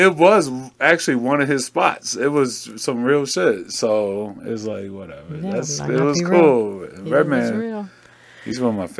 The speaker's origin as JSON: {"language": "English", "town": "Seattle", "region": "Washington", "country": "United States", "said": "I'm from Seattle."}